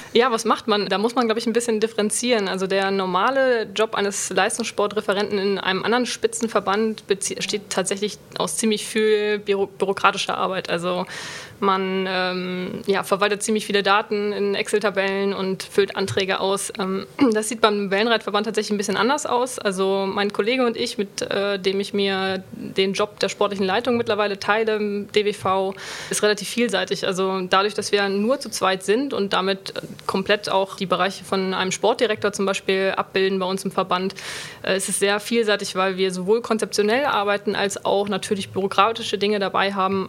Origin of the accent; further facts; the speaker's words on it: Schleswig-Holstein, Germany; moved away as an adult; also born or lived in Bremen; now in Cologne, Germany; Ich komme ursprünglich aus Bremen, bin aber in Schleswig-Holstein in der Nähe von der Ostsee aufgewachsen